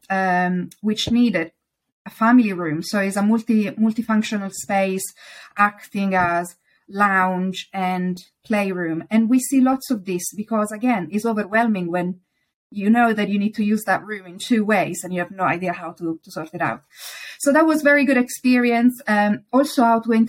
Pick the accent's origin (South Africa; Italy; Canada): Italy; accent: Italian; English is a second language; now in United Kingdom